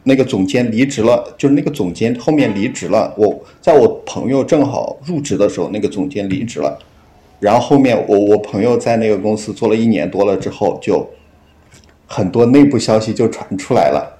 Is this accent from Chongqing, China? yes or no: no; Henan, China; now in Guangzhou, China; 然后我老家是河南的